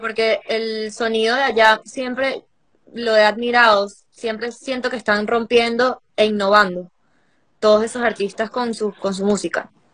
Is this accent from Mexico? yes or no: no; Venezuela; aunque soy venezolana, estoy trabajando mucho en Puerto Rico